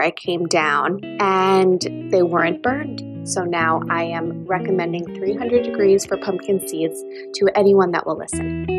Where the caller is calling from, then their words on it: Saddle River, New Jersey, United States; I'm calling from Saddle River, New Jersey